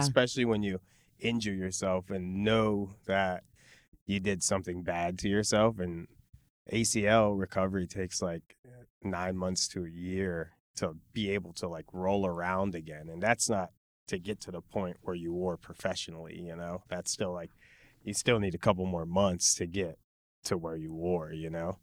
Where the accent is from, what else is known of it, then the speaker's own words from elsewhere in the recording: Chicago, Illinois, United States; moved away as an adult; now in Los Angeles, United States; I was born and raised in Pilsen